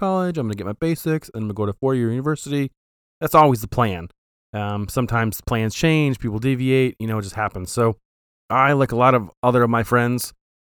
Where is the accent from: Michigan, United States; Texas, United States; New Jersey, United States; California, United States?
Michigan, United States; Flint; We grew up in Flint